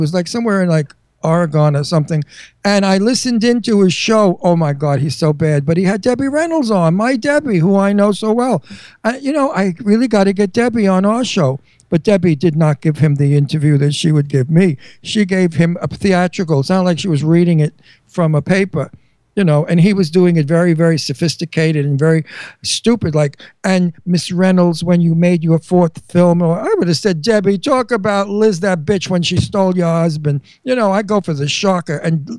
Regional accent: Verona, Veneto, Italy; English is a second language; Cinzia's like me. We're from Verona, Italy. You know, Venice. We're Venetian.

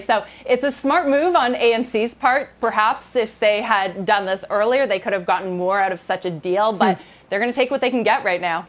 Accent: Canada; moved away; growing up in Canada

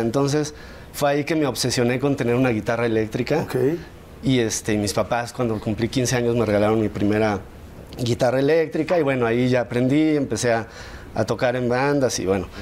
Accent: San Luis Potosí, Mexico; also born or lived in Mexico City; Yo nací en la Ciudad de México, pero a los ocho años de edad nos mudamos toda mi familia a San Luis y pues ahí crecí

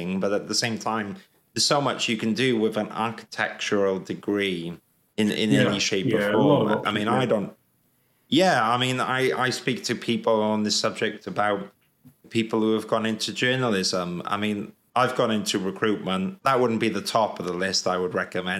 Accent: Wales, United Kingdom; moved away as an adult; also born or lived in London; when I was growing up in Wales

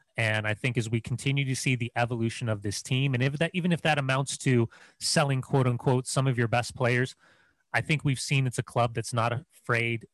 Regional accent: Upland, California, United States; moved away; I'm from Upland

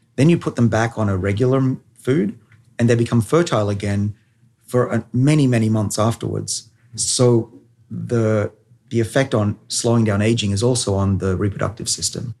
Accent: Australia; I'm a Australian.

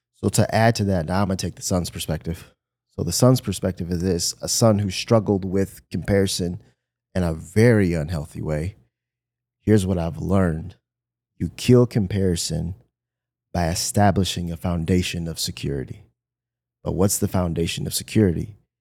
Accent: Michigan, United States; moved away; I'm from Michigan

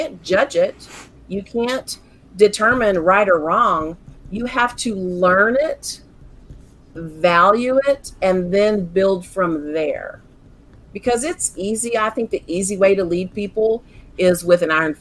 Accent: Central Texas, United States; I was born and raised here in Central Texas

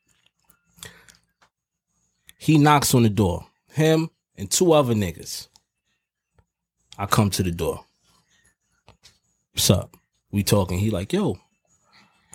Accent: New York City, New York, United States; I'm from Harlem

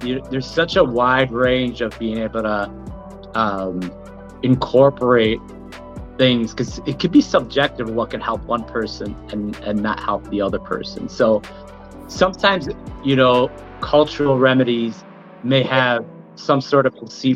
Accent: Milwaukee, Wisconsin, United States; I'm from Milwaukee, born and raised here, went to MPS school

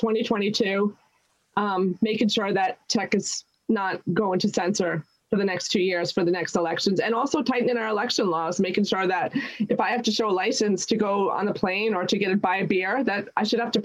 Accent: New York, United States; I'm from New York.

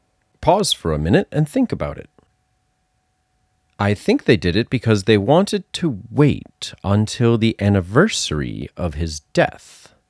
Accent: Massachusetts, United States; accent: Massachusetts; Because I'm from Massachusetts and he talks like people I grew up with.

